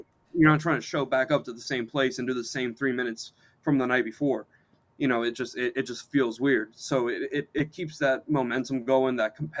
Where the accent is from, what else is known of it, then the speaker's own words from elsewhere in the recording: Texas, United States; now in California, United States; I was born in Texas.